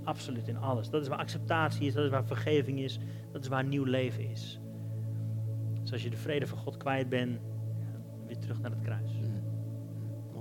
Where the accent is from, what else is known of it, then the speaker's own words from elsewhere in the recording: Netherlands; als Hollanders